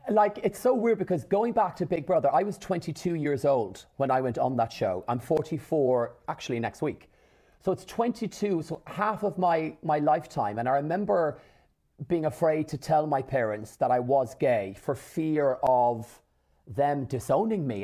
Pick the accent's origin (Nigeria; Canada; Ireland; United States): Ireland; born or raised there